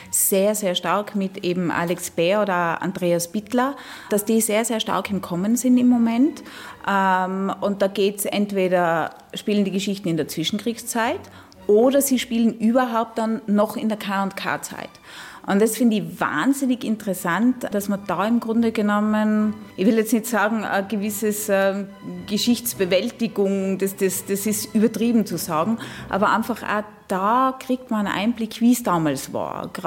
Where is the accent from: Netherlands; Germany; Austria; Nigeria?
Austria; Innsbruck, Tyrol; now in Luxembourg; ich bin in Innsbruck aufgewachsen. Ich weiß genau, wo seine äh, Figuren umgehen